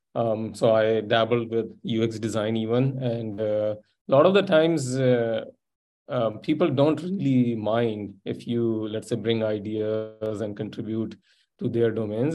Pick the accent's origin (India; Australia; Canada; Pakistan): Pakistan; interior Sindh; moved away; also born or lived in Silicon Valley / Munich; i grew up in pakistan in a fairly small place in interior sindh province